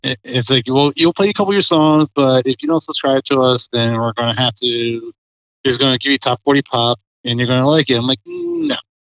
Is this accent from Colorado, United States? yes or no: no; Parkville, Maryland, United States; also born or lived in Harford County, Maryland / Howard County, Maryland; I grew up in Baltimore County in Parkville area.